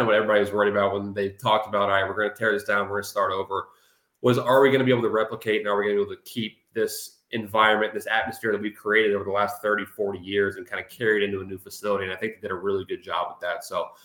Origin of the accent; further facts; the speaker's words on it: Memphis, Tennessee, United States; I'm from Memphis, right outside of Memphis.